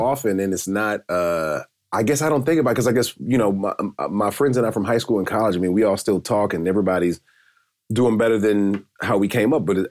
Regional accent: Decatur, Georgia, United States; moved away as an adult; also born or lived in St. Louis / Chicago / Dallas; now in Los Angeles, United States; I'm from Atlanta, Georgia, just southeast Stone Mountain, Decatur, Georgia

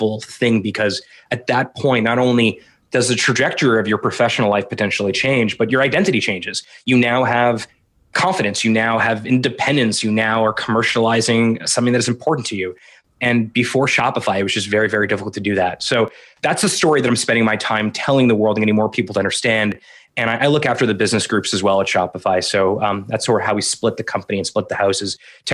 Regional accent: South Florida, United States; also born or lived in Montreal / Ottawa; now in Canada; I was born in Montreal. I grew up in South Florida. Went to McGill for undergrad.

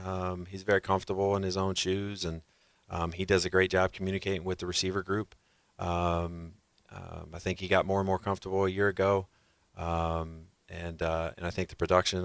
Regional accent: Ohio, United States; I was from Northeast Ohio, so Cincinnati really wasn't a part of it either.

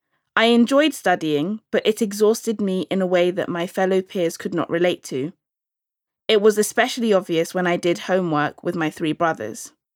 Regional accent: London, United Kingdom; I'm from London and I'm of Nigerian Igbo heritage.

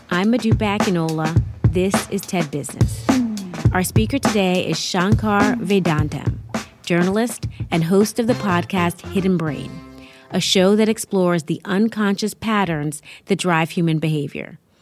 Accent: New York City, New York, United States; I live in my hometown, New York City.

